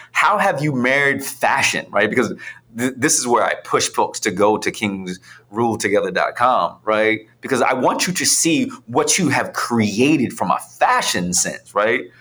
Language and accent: English; Philadelphia, Pennsylvania, United States; I'm, I'm, a kid from Philly that it is now on national cycling magazines, right?